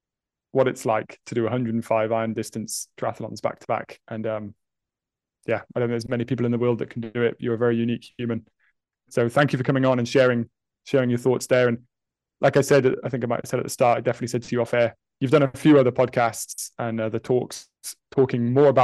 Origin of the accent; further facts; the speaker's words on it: Wales, United Kingdom; And you live in Wales and I'm from Pembrokeshire, South Wales.